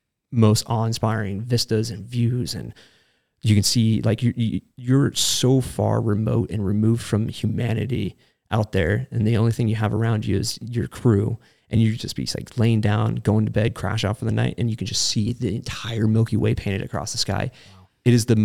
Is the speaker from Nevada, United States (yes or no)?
yes; Reno, Nevada, United States; also born or lived in San Diego, California; Well, Reno, Nevada, actually. I'm from San Diego originally, but I don't like saying that out loud.